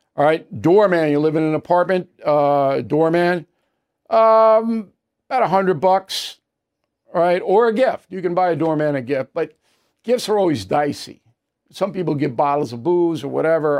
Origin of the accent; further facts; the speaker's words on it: United States; I'm an American.